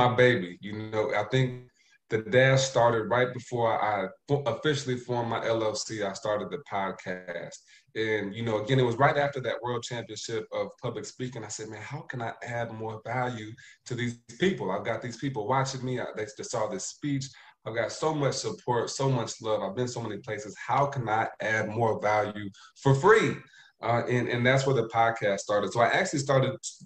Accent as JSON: {"language": "English", "region": "Indiana", "country": "United States", "also_born_or_lived": "Ohio", "moved": "as an adult", "lives_now": "Hartsville, United States", "said": "I'm from Indiana to start. I went to school in Ohio."}